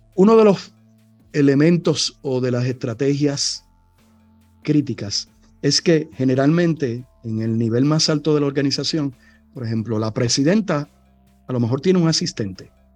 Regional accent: Cataño, Puerto Rico; mi pueblo, allá en Cataño

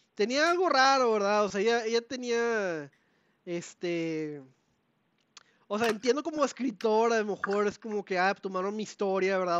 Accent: Mexico; somos mexicanos

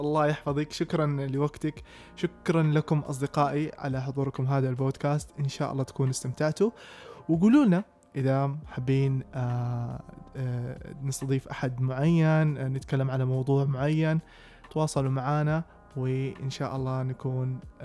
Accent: Taif, Makkah Province, Saudi Arabia; moved away as an adult; also born or lived in Jeddah; جيت انا من الطائف فجيت ادرس في جده

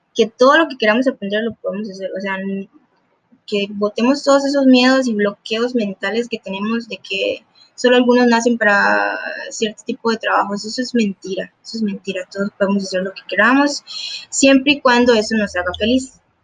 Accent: Puntarenas, Costa Rica; Yo soy de Punta Arenas, Costa Rica

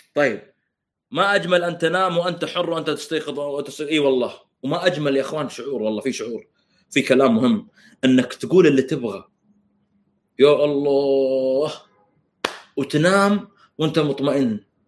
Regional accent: Saudi Arabia; now in Canada; احنا السعوديين

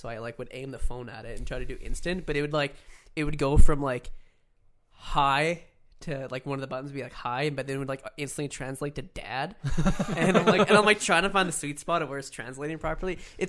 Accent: Canada; I'm Canadian, dancing.

